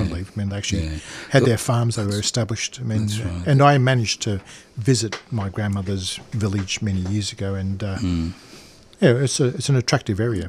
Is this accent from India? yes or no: no; Melbourne, Victoria, Australia; When I was born, we lived in Carlton, but we moved around. I remember we've moved so many times as a kid